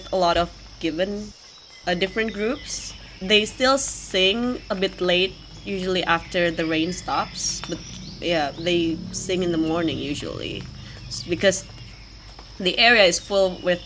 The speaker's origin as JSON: {"language": "English", "country": "Indonesia", "said": "I'm from Indonesia."}